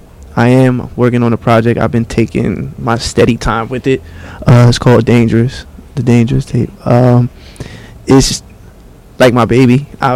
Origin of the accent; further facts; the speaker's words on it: Bayonne, New Jersey, United States; I'm from Bayonne, New Jersey.